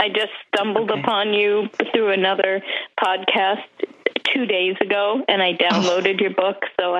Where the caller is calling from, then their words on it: Naples, Florida, United States; I'm calling from Naples, Florida.